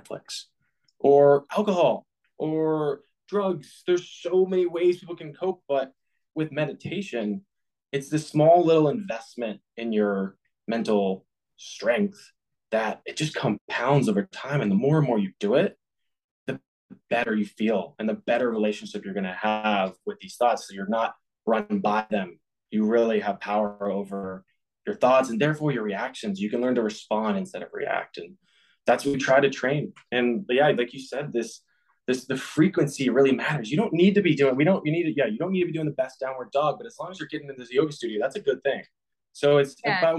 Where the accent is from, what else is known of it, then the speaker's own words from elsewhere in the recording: Boston, Massachusetts, United States; I grew up in the Boston area playing hockey.